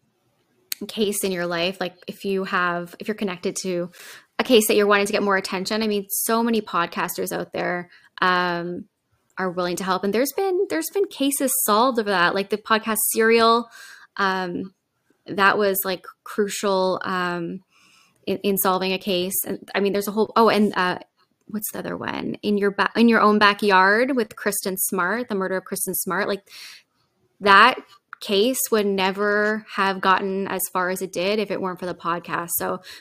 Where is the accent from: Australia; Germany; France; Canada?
Canada; also born or lived in Japan; I'm Canadian